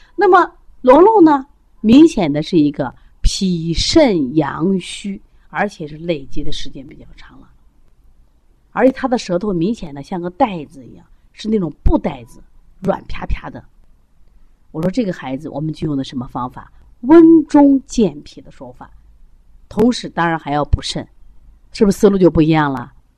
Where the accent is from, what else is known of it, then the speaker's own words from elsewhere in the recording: China; 我们中国人的骄傲